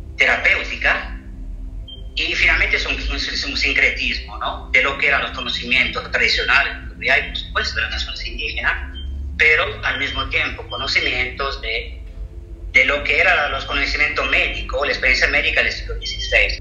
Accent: Southern Italy, Italy; Spanish is a second language; moved away; yo soy de europea, del sur del Mediterráneo, del sur de Italia

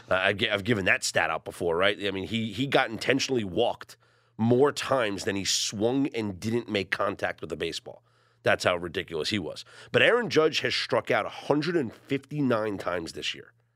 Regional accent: New York, United States; I'm the New Yorker

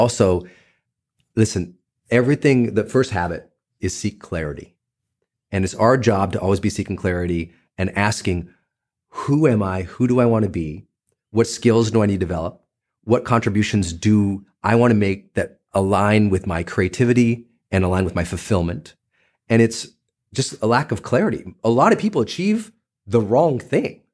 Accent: Butte, Montana, United States; I'm a kid from Butte, Montana

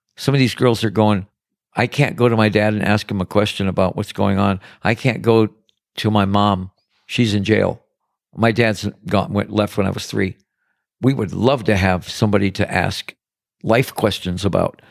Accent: Detroit, Michigan, United States; now in Paradise Valley, United States; I'm from Detroit. I'm from the big, bad city

